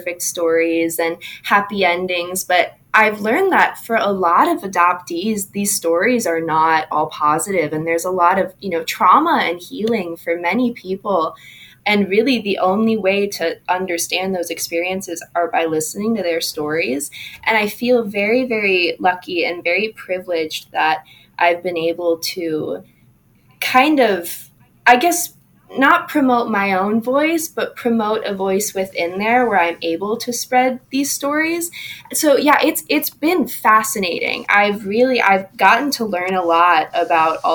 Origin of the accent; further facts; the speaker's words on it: Southeast Wisconsin, United States; moved away as an adult; now in Des Moines, United States; I grew up in Wisconsin, Southeast Wisconsin